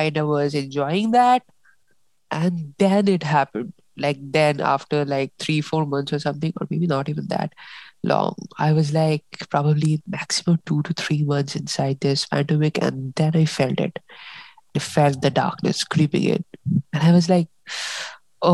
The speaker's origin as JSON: {"language": "English", "country": "India", "said": "we Indians"}